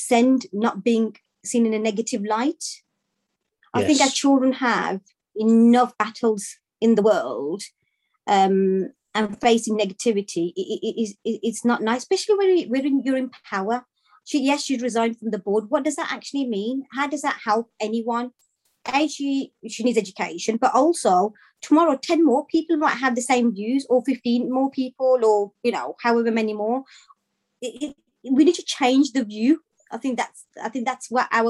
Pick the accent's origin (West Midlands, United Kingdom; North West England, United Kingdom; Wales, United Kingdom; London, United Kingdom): West Midlands, United Kingdom; Birmingham; now in Solihull, United Kingdom; I'm originally from Birmingham myself